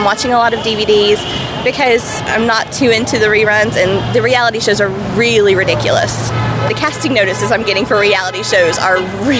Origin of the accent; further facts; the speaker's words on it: Atlanta, Georgia, United States; Well, I know because I come from Atlanta, where a great deal of actors come out for pilot season.